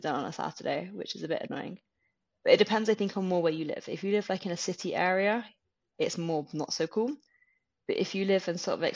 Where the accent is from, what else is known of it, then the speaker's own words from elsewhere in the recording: United Kingdom; moved away as an adult; now in Germany; as a Brit